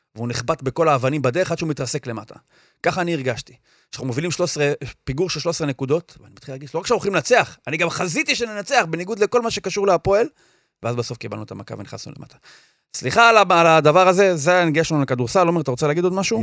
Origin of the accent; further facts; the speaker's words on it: Or Yehuda, Tel Aviv District, Israel; אני מאור יהודה